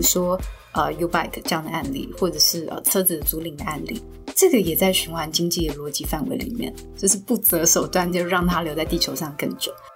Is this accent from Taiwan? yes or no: yes; Taiwan; 我们台湾人